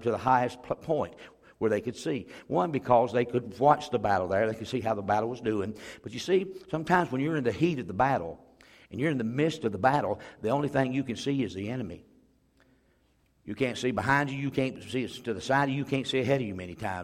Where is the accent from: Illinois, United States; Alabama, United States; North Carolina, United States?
Alabama, United States; Pea Ridge; Where I grew up over in Pea Ridge, Alabama